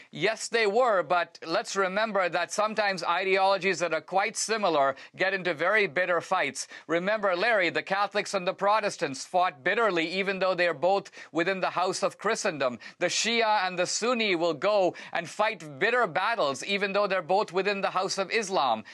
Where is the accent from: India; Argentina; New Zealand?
India; moved away; I come from India